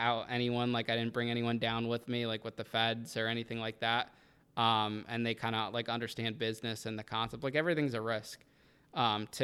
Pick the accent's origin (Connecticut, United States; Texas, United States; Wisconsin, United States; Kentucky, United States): Connecticut, United States; Danbury; that was my hometown